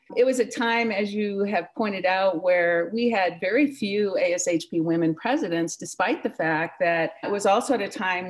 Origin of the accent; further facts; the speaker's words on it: Hartley, Iowa, United States; I grew up in Iowa in a small town in northwest Iowa called Hartley. And I'm a product of many in middle America who grew up in the middle part of that century, the 1980s and 1970s.